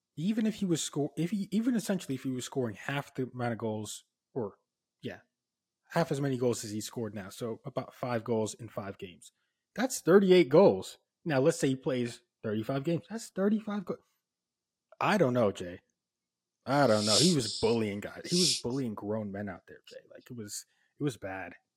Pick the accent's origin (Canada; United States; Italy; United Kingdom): United Kingdom; Oxford, South East England; born or raised there